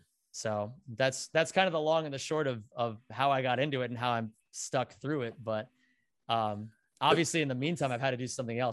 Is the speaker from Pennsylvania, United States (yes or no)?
yes; Pennsylvania, United States; I grew up in Backwoods, Pennsylvania, Northeastern PA, like 45 minutes out from Scranton.